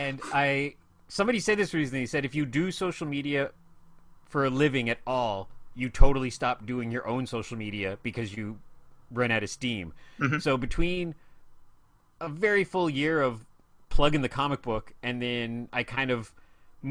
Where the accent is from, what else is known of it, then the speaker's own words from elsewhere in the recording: Ottawa, Ontario, Canada; also born or lived in Shawville, Quebec; I was born in a small, lovely town called Shawville, Quebec, which is, what is it, about 90 minutes outside of Ottawa